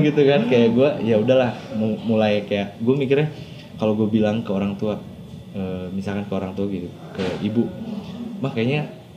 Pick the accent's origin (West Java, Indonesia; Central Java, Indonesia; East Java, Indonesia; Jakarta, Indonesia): West Java, Indonesia; Cirebon; moved away as an adult; also born or lived in Bandung; gue dari Cirebon